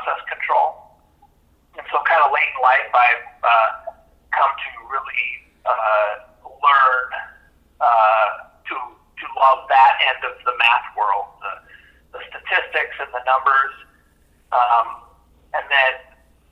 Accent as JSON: {"language": "English", "area": "Kitsap County", "region": "Washington", "country": "United States", "tie": "born or raised there", "also_born_or_lived": "Michigan", "moved": "as an adult", "said": "I grew up in Kitsap County and went to high school there"}